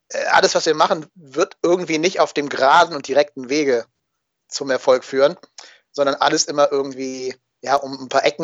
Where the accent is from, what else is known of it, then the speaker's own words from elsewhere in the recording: North Rhine-Westphalia, Germany; born there; ich komme aus der Gegend genau zwischen Köln und Dortmund gebürtig.